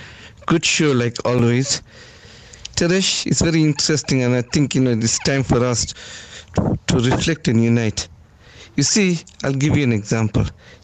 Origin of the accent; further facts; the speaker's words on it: India; if someone has to look at me and ask where I am from, they will say I'm from Hind, meaning I'm from Hindustan.